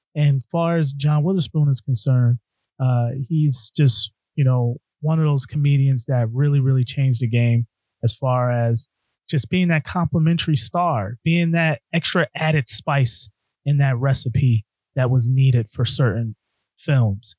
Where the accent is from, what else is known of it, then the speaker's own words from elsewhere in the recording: Connecticut, United States; my home state of Connecticut